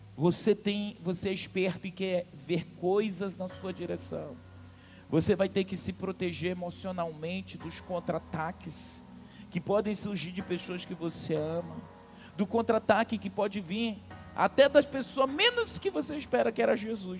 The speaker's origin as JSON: {"language": "Portuguese", "region": "Amazonas", "country": "Brazil", "tie": "born or raised there", "said": "sou amazonense"}